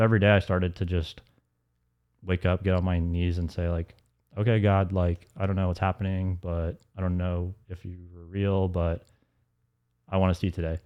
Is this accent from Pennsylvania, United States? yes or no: no; Alpharetta, Georgia, United States; also born or lived in Atlanta; growing up in Alpharetta